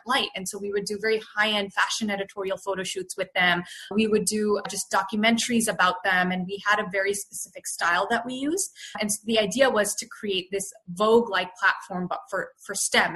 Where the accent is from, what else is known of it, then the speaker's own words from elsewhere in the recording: Canada; moved away as an adult; now in Bay Area, United States; I was born and raised in Canada, so I'm very proudly Canadian.